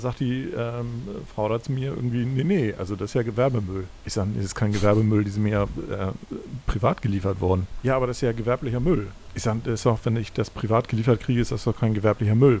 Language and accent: German; Hamburg, Germany; in der Ecke, wo ich aufgewachsen bin, in Hamm